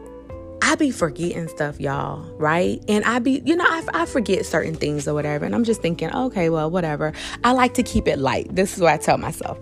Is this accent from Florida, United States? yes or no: yes; South Florida, United States; I am from South Florida